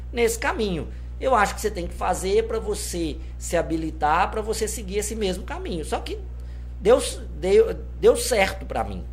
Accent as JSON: {"language": "Portuguese", "town": "Governador Valadares", "region": "Minas Gerais", "country": "Brazil", "tie": "born or raised there", "said": "eu sou nascido em Governador Valadares, na Ilha dos Araújos, minha vivência foi toda é, na ilha"}